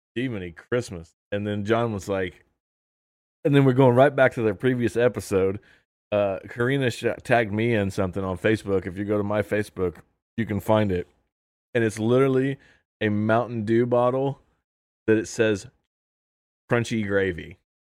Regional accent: Indiana, United States; we're from Indiana

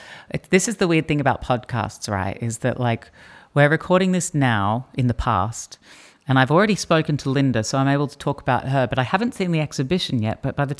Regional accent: Australia; moved away; as someone who has lived overseas for the last sort of 12 years and part of my identity is about being an Australian who doesn't live here

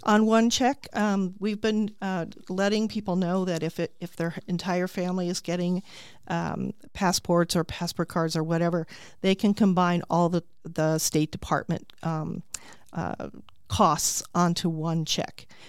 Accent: Tucson, Arizona, United States; also born or lived in California; now in Peoria, United States; I grew up in Tucson

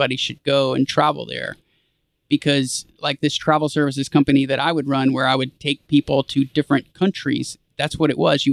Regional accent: United States; As an American

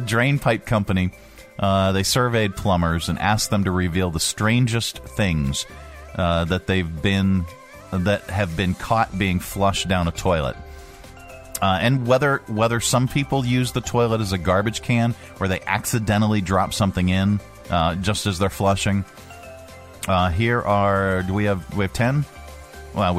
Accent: Pittsburgh, Pennsylvania, United States; I'm from Pittsburgh

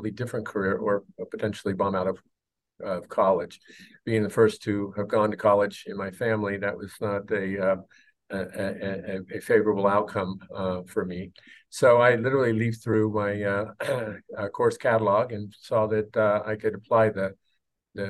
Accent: Sacramento, California, United States; I grew up in South Sacramento

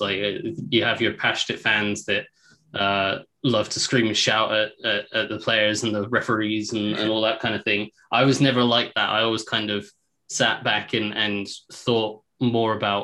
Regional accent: England, United Kingdom; accent: English; also born or lived in United States; I'm English, so I'm born in England. So I did spend 5 years in the States when I was a kid

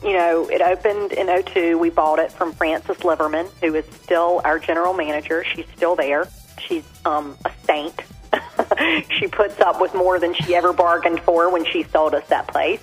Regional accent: Tarboro, North Carolina, United States; I married someone who loves my hometown as much as I do because he's passionate about making Tarboro such a special, special place

